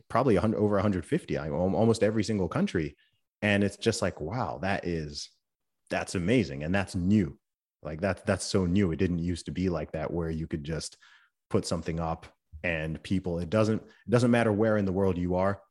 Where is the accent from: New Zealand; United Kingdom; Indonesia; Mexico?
United Kingdom; England; I'm from England